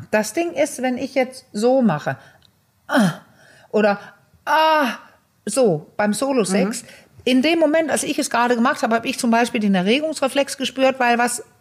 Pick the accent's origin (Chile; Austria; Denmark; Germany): Denmark; German is a second language; aber ich kannte die als Dänin, dass es so Filme gibt.